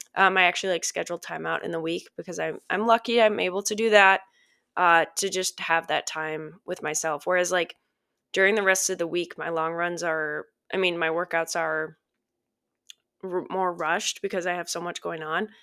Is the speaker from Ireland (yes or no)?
no; Minnesota, United States; I grew up in Minnesota